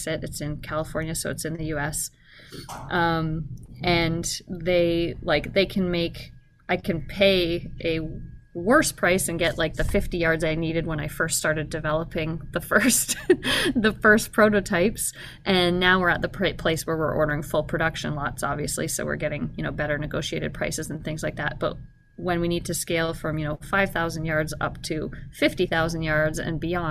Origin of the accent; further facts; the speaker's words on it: Canada; now in Alaska, United States; I grew up in Canada